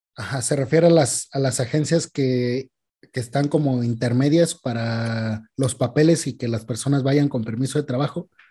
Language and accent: Spanish; Queréndaro, Michoacán, Mexico; aquí en mi pueblo, en Queréndaro, aquí en Michoacán